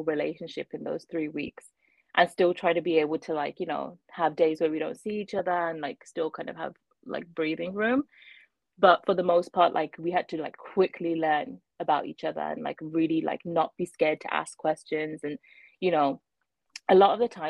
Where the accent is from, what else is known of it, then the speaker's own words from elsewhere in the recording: Birmingham, West Midlands, United Kingdom; moved away as an adult; also born or lived in London, United Kingdom; now in Ontario, Canada; I'm from Birmingham originally, and that's where like all my family is